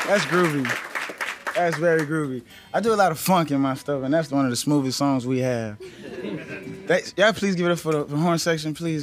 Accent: New Orleans, Louisiana, United States; I'm from New Orleans

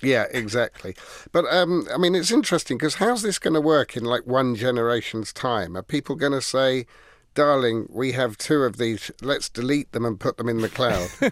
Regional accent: England, United Kingdom; Being English

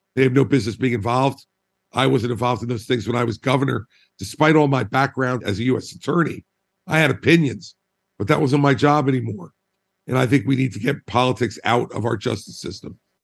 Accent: New Jersey, United States; I'm a Republican from New Jersey

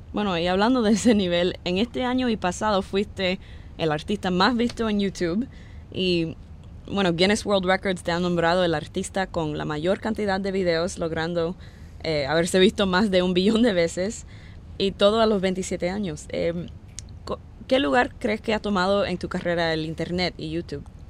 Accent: Cuba; yo soy cubana

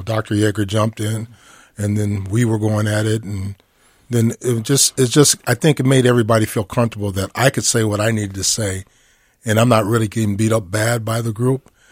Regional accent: Minneapolis, Minnesota, United States; I grew up in North Minneapolis

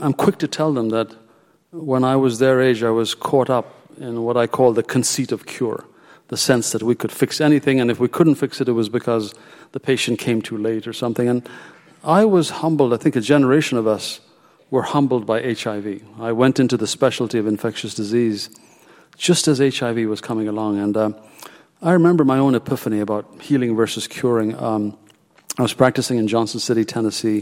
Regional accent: Ethiopia; moved away as an adult; now in United States; I was born in Ethiopia, my destiny was completely different. And I actually began medical school there

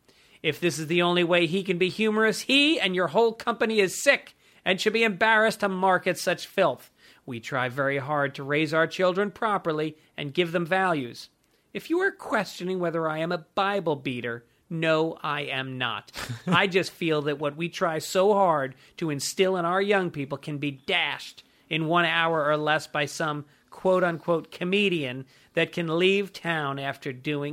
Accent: Ireland; And if, you know, and in my personal life, there's something I have to honor as an Irish person.

